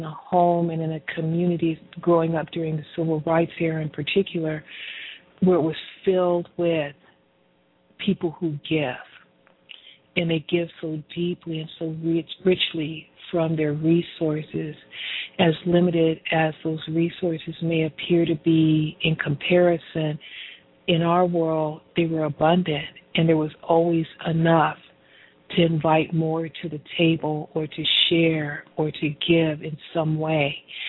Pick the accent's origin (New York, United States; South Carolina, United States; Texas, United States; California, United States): California, United States; Pomona; this philanthropy piece is all tied into my story as a candy striper growing up in Pomona, California. This wonderful community of Pomona